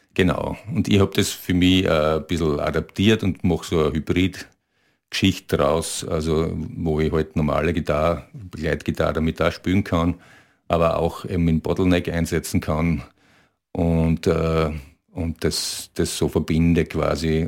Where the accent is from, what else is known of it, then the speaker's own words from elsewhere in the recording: area of Graz and south of it, Styria, Austria; Wir, wir kommen aus der Gegend von ja, Graz und äh, südlich davon.